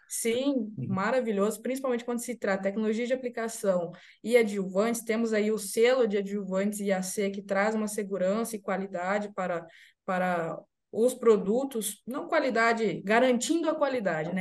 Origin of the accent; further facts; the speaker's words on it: Rosário do Ivaí, Paraná, Brazil; now in Jundiaí, Brazil; eu sou paranaense, sou de Rosário do Ivaí, do Vale do Ivaí, ali centro-norte do estado do Paraná